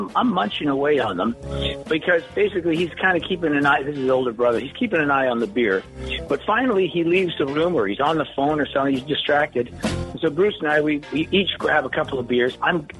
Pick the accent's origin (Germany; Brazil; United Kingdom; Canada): United Kingdom; Scotland; My mom was Scottish. Yeah, I'm from Scotland originally.